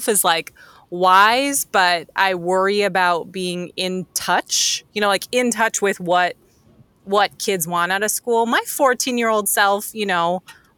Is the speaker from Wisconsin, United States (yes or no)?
yes; Wisconsin, United States; moved away as an adult; also born or lived in St. Louis / Chicago; now in Minneapolis, United States; I'm actually from Wisconsin